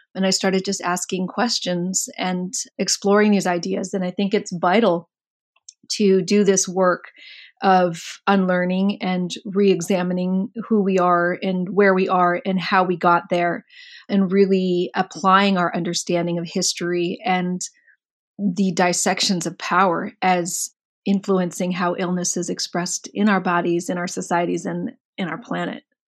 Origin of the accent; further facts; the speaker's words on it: Mountain View, California, United States; I was born in Mountain View.